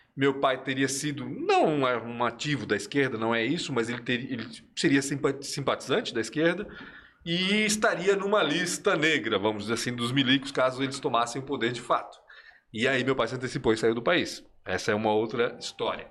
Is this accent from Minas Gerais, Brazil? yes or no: no; Blumenau, Santa Catarina, Brazil; also born or lived in Nacimiento, Chile / Belo Horizonte, Brazil / Rio de Janeiro, Brazil; a mudança que eu senti foi quando a gente saiu de Belo Horizonte e veio para Blumenau